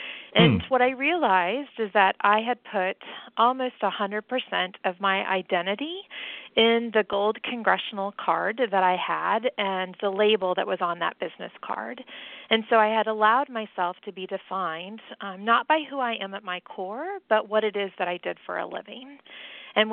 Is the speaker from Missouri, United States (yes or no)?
yes; Columbia, Missouri, United States; moved away as an adult; also born or lived in Durham, North Carolina; now in Washington, D.C., United States; I grew up in Columbia, Missouri, which is right in the middle of the state. I stayed there until I was 18 and then went to college a full 28 miles away at an all-women's college called William Woods, and then came here for my final semester of college as a 21-year-old